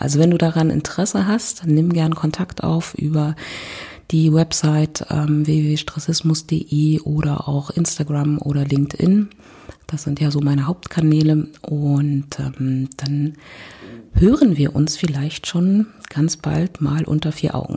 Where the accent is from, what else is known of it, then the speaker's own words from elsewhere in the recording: Berlin, Germany; ich komme aus Berlin